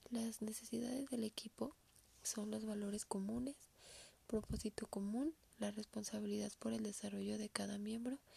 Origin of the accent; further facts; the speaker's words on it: Aguascalientes, Mexico; soy del estado de Aguascalientes